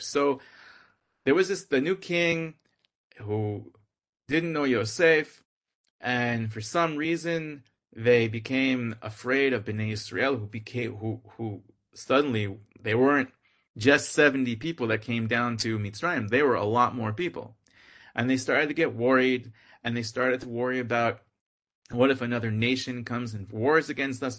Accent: Boston, Massachusetts, United States; I'm from Boston

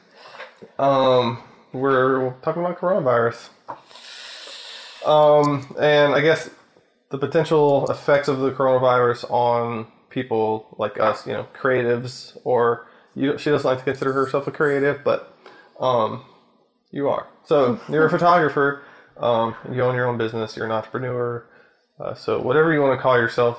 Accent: Louisiana, United States; we're from Louisiana. We live outside of Baton Rouge

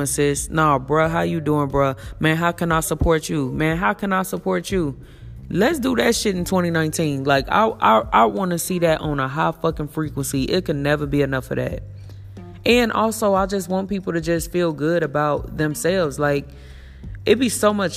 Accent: Elkhart, Gary, Indiana, United States; I'm from the projects. I'm from the ghetto. I'm from Elkhart, Indiana. I'm from Gary, Indiana

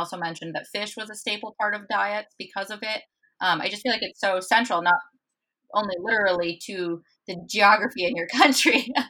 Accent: United States; as an American.

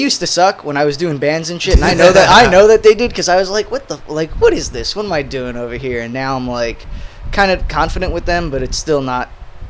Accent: Brooklyn, New York, United States; moved away as an adult; now in Asbury Park, United States; I grew up in Brooklyn and then moved to Asbury, I guess, around the same time I met you. So that was, I don't know, 6-7 years ago.

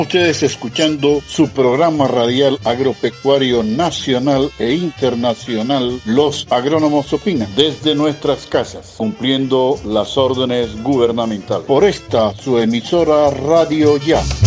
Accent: Colombia; como colombianos

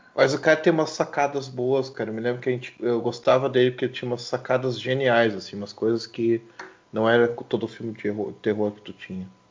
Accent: Brazil; eu mesmo sendo brasileiro

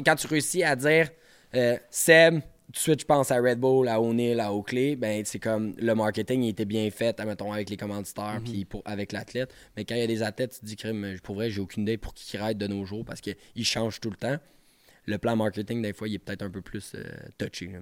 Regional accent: Montreal, Quebec, Canada; je viens de Montréal

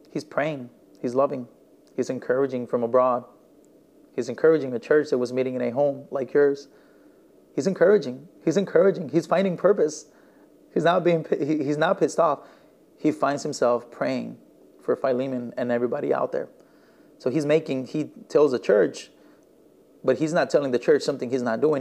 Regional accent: northern Mexico, Mexico; now in Elgin, United States; I was born and raised in Mexico and I come from the northern part of Mexico

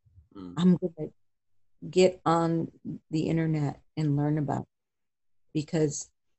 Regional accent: Wisconsin, United States; now in Texas, United States; I'm from Wisconsin

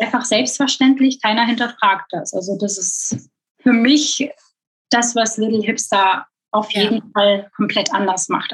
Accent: Belgium; moved away as an adult; also born or lived in Hamburg area, Germany; now in Germany; ich geboren und aufgewachsen bin in Belgien

